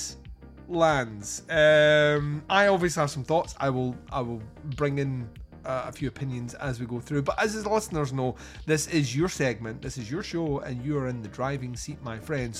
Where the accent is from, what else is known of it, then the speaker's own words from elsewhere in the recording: Scotland, United Kingdom; I'm Scottish